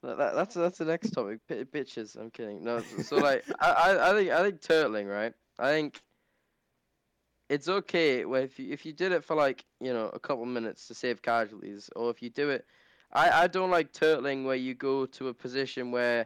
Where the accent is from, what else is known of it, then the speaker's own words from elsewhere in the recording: England, United Kingdom; I'm from the King's England.